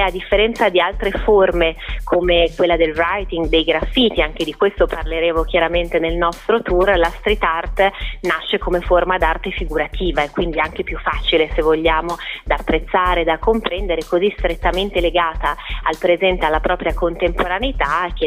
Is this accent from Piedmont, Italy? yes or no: no; Milan, Lombardy, Italy; Il primo, essendo io milanese, apprezzo proprio questi colori e questa riqualificazione anche dal punto di vista proprio urbanistico e culturale